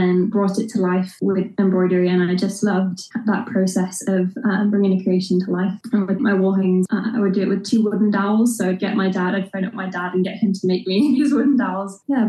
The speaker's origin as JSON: {"language": "English", "town": "York", "region": "Yorkshire and the Humber", "country": "United Kingdom", "tie": "born or raised there", "moved": "as an adult", "lives_now": "Ballymena, United Kingdom", "said": "I'm from York, which is where I grew up and lived there pretty much my whole life."}